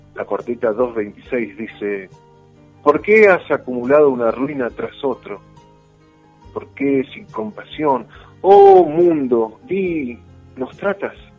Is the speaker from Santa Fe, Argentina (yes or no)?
no; Buenos Aires, Argentina; moved away as an adult; now in Mar del Plata, Argentina; yo vengo de Buenos Aires, vine hace 26 años